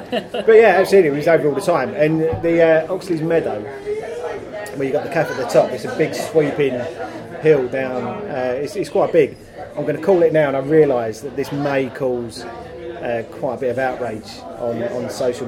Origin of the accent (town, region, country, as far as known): London, United Kingdom; born or raised there